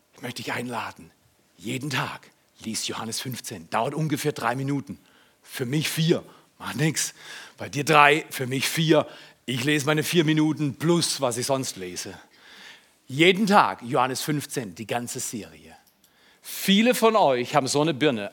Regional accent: Freiburg, Baden-Württemberg, Germany; in meinem Ursprungshaus in Freiburg, wo ich aufgewachsen bin

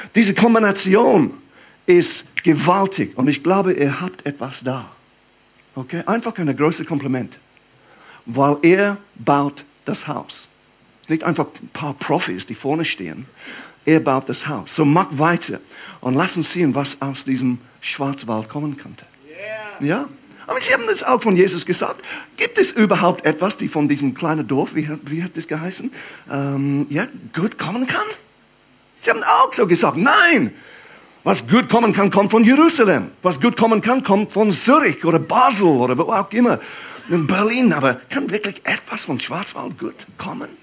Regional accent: England, United Kingdom; German is a second language; moved away as an adult; now in Aarau, Switzerland; für mich als Engländer

